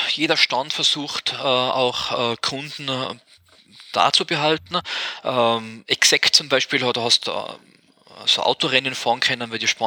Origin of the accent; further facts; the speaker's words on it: Austria; da sind wir jetzt aus Österreich glaube ich, sowieso zu klein, dass das kommt.